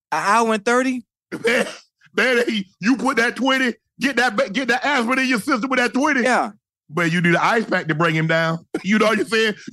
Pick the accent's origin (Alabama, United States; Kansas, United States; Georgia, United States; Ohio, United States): Georgia, United States; trip because I'm from Georgia too.